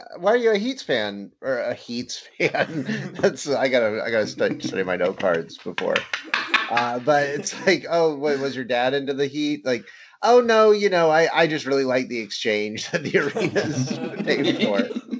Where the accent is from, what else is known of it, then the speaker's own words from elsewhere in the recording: Florida, United States; I grew up in Florida